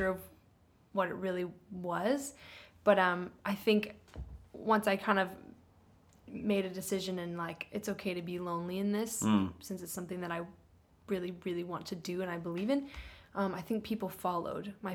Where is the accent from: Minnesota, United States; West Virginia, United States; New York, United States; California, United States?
California, United States; Orange County; moved away as an adult; also born or lived in Highland Park, Los Angeles; now in Los Angeles, United States; I grew up in Orange County, and now I live in Highland Park, Los Angeles